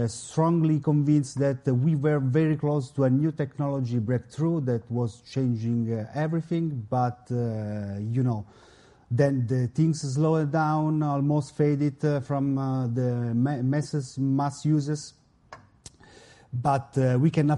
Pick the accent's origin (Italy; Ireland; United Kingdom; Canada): Italy; Milan, Lombardy; I come from Italy, Milano.